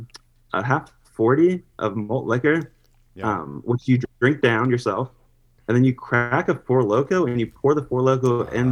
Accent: Springfield, Ohio, United States; I'm also from Springfield, Ohio, which was 2013 saddest city in America.

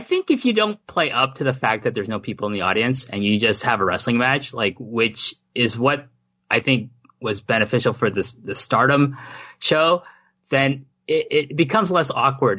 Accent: Toronto, Ontario, Canada; moved away; Toronto. That's my hometown.

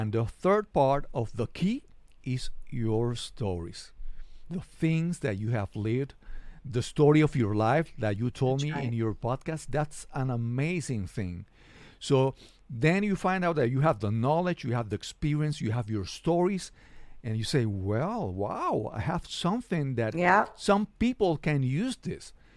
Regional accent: San Juan, Puerto Rico; I'm a podcaster from San Juan, Puerto Rico

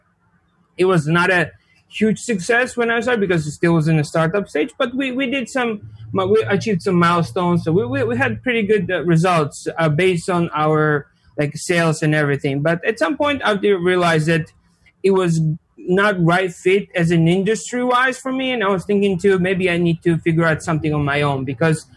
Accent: Georgia; English is a second language; moved away as an adult; now in United States; I'm from Republic of Georgia. It's a small country in Eastern Europe

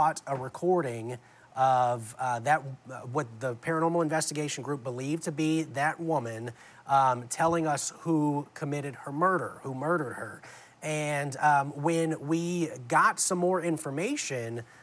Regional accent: New Orleans, Louisiana, United States; I grew up in New Orleans

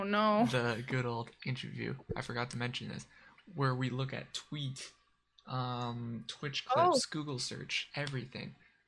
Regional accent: Canada; I'm Canadian

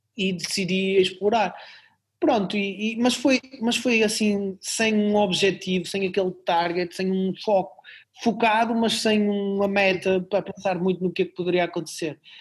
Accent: Barcelos, Norte, Portugal; now in Braga, Portugal; na minha terra natal, em Barcelos.

